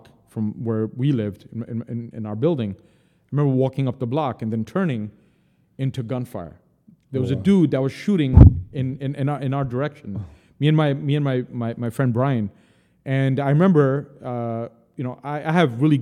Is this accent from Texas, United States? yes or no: no; New York City, New York, United States; also born or lived in Lahore, Pakistan / Stuttgart, Germany / Paris, France; where I grew up in the Bronx. It was Kingsbridge Road, Jerome Avenue